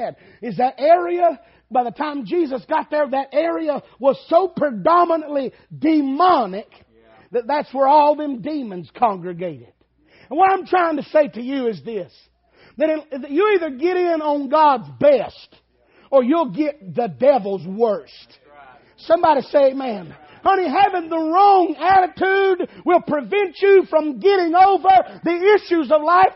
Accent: Dayton, Tennessee, United States; moved away; also born or lived in Alabama; I was from Dayton, Tennessee

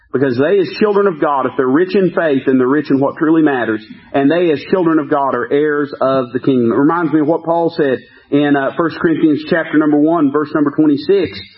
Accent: United States; as an American

